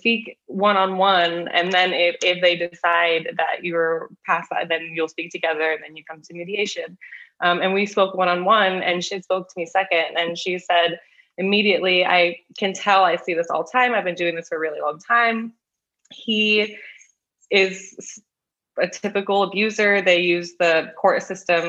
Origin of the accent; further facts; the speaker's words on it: Los Angeles, California, United States; I am from Los Angeles